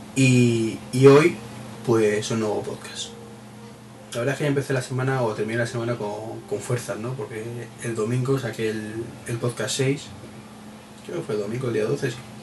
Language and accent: Spanish; Madrid, Community of Madrid, Spain; soy de Madrid